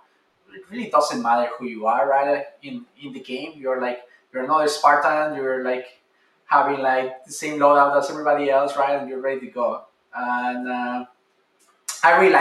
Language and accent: English; Mexico City, Mexico; moved away; I'm originally from Mexico City